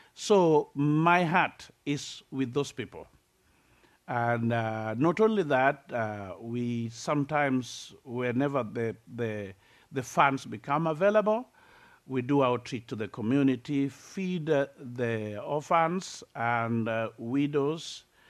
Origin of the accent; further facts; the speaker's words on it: Kenya; I'm from Africa, uh, typical Africa